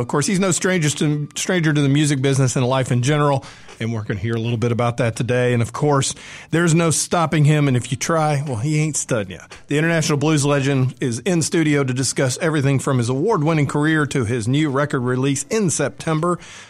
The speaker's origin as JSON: {"language": "English", "town": "Atlanta", "region": "Georgia", "country": "United States", "said": "I'm a Yankee. I'm from Atlanta."}